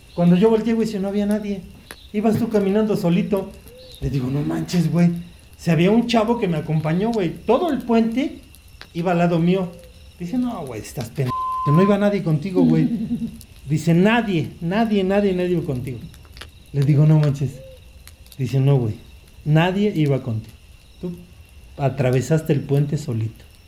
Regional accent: Analco, Puebla, Mexico; me voy para Nalco, a mi pueblo

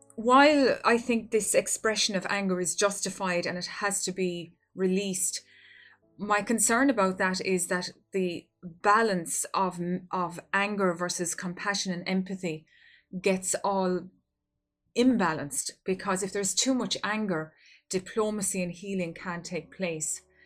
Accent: Ireland; here in my home country of Ireland.

